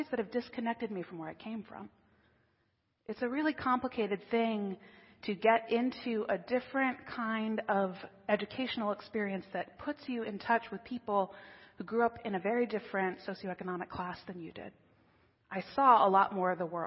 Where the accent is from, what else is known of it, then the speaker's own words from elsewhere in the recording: King of Prussia, Pennsylvania, United States; I grew up in King of Prussia. I went to Upper Marion High School.